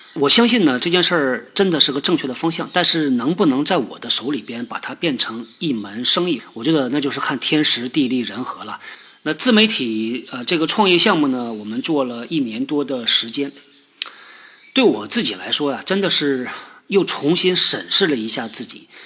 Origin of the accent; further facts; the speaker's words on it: Northeast China, China; 尽量呢平翘舌能够区分开。但是作为一个东北人呢，这个挺难的